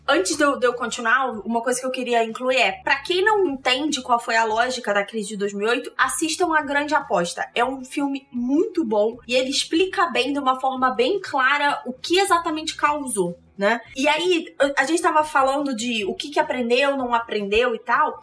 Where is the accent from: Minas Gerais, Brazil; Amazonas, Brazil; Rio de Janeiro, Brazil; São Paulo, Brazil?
Rio de Janeiro, Brazil; Eu sou carioca